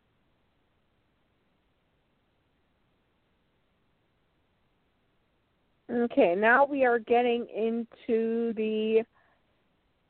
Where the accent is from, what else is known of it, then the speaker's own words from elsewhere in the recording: Chicago, Illinois, United States; moved away as an adult; now in Missouri, United States; I'm from Chicago